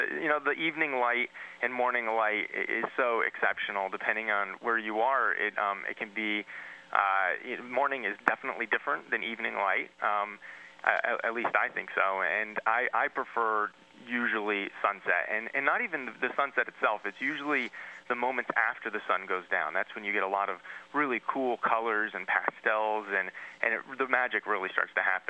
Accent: New Jersey, United States; I grew up in New Jersey. Not the first place people think of when they think of a national park photographer.

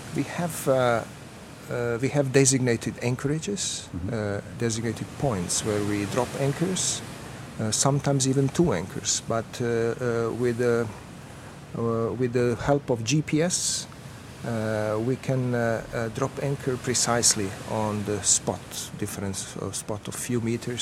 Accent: Dubrovnik, Dubrovnik-Neretva County, Croatia; Other three months, I'm in Croatia. I'm from Dubrovnik

